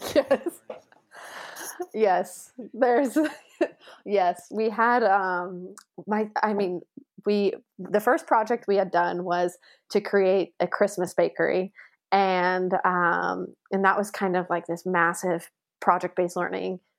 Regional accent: Las Vegas, Nevada, United States; moved away as an adult; also born or lived in Sheffield, England; now in Hamburg, Germany; I'm originally from Las Vegas, Nevada, in the United States

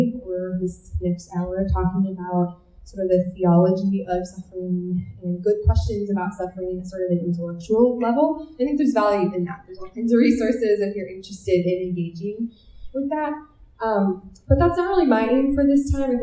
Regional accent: Minnesota, United States; I grew up in Minnesota

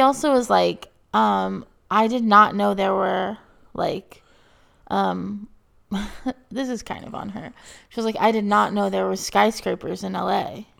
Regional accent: Texas, United States; moved away; growing up in Texas

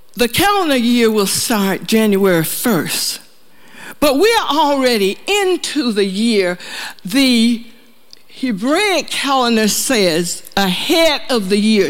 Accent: the South, United States; moved away; We're from the South

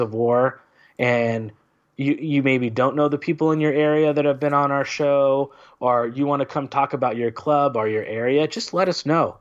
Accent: California, United States; being a Californian

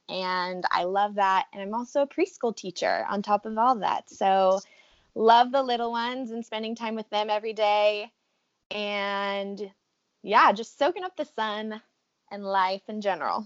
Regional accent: Riverside, California, United States; moved away as an adult; now in San Diego, United States; I am from Southern California. I am from Riverside, which is where we met actually, and am now currently living in San Diego

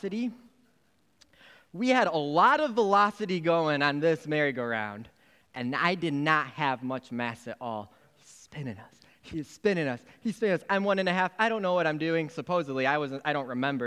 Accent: Michigan, United States; I'm from Michigan.

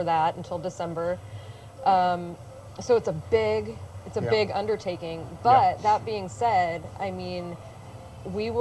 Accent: Santa Cruz County, California, United States; also born or lived in Vallejo, California; My family's been here in Santa Cruz County for four generations. I'm the only person in my family who wasn't born at Dominican. I was born at Travis Air Force Base in Vallejo

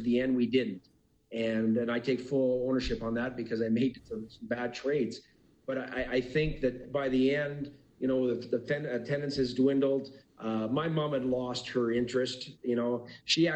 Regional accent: Calgary, Alberta, Canada; also born or lived in Cranbrook; born and raised in Calgary, not born, but raised in Calgary.

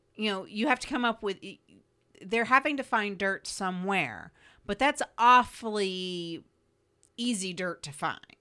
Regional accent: United States; being an American and growing up where Thanksgiving and the day after Thanksgiving is the mark of the beginning of the Christmas insanity

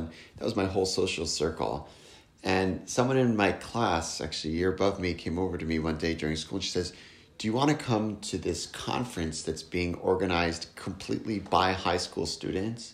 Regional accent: Montreal, Quebec, Canada; now in New York, United States; the Jewish community that I grew up in Montreal is very, very different than my own kids' experience growing up here in New York

